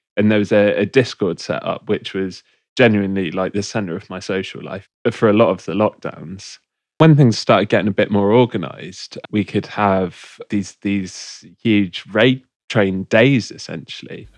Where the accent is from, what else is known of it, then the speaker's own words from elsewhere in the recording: Bristol, South West England, United Kingdom; I'm from Bristol